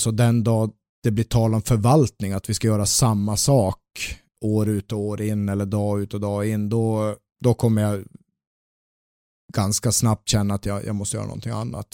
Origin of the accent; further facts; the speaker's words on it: Luleå, Norrbotten County, Sweden; now in Gothenburg, Sweden; Jag växte upp i Luleå